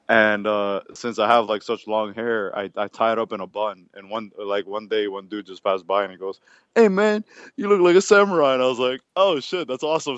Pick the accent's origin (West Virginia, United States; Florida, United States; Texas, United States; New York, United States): Florida, United States; Miami; I'm from Miami, Florida, born and raised. Uh, been here, um, like I said, all my life